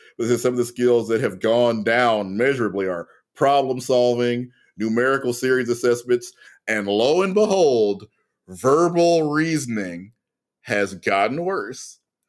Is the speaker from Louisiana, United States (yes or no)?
yes; Louisiana, United States